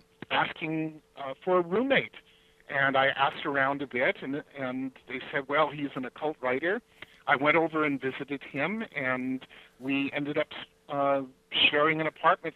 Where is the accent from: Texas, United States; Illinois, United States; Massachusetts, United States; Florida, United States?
Illinois, United States; Chicago; born there; also born or lived in Los Angeles; I was born in Chicago, Illinois, and moved out to Los Angeles and lived there most of my life.